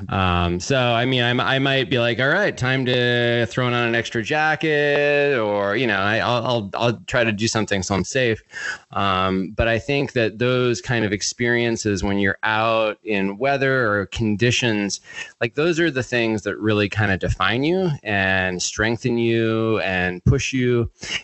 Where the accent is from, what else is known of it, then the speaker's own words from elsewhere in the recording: central Maine, United States; where I grew up in Maine, it's sort of central Maine